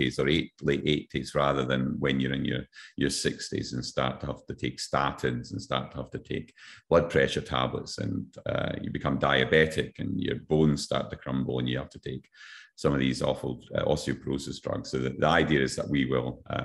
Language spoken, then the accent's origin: English; Scotland, United Kingdom; now in Queensland, Australia; my home country, Scotland